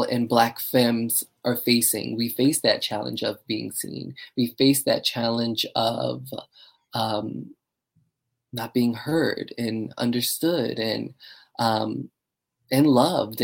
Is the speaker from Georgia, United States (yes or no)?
no; Baltimore, Maryland, United States; now in New York, United States; I'm originally from Baltimore, Maryland, and I love Baltimore